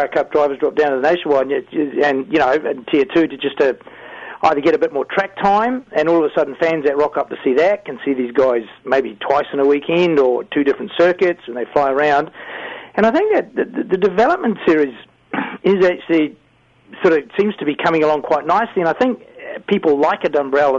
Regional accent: New Zealand; being a Kiwi

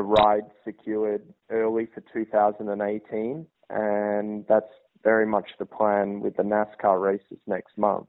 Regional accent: Australia; now in United States; being an Australian in America

